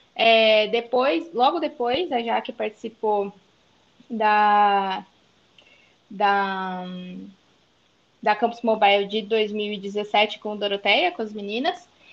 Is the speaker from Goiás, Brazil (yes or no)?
no; interior of São Paulo, Brazil; also born or lived in Sumaré; Eu sou do interior de São Paulo, moro atualmente em Sumaré